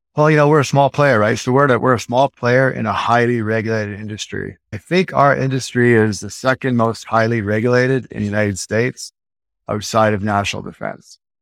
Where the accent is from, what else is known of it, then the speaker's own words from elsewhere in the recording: Edmonton, Alberta, Canada; also born or lived in Vancouver, British Columbia, Canada / Toronto, Canada; now in Las Vegas, United States; Moved to Edmonton, Alberta, like I was four, five years old